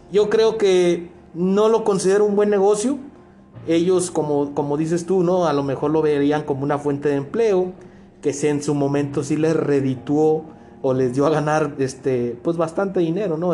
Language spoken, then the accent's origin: Spanish; Culiacán, Sinaloa, Mexico; moved away as an adult; yo crecí, nací en, en Culiacán, yo viví por 22 años en esa ciudad